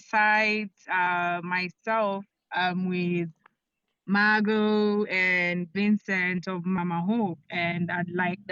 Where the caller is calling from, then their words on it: Nairobi, Kenya; I'm speaking from Nairobi, Kenya.